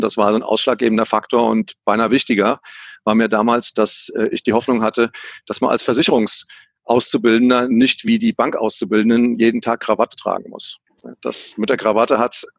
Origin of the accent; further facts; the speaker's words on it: Hesse, Germany; accent: Hessian; wie man an meinem Slang vielleicht äh, merken kann, bin ich, bin ich Hesse